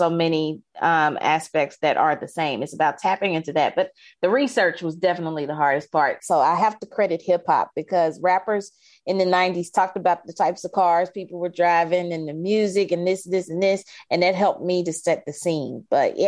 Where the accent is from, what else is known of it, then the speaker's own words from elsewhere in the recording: Jackson, Mississippi, United States; the neighborhood where I grew up in Jackson